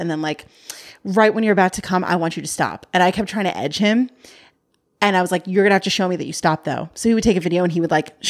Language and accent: English; New York, United States; born there; I was born in New York, asshole.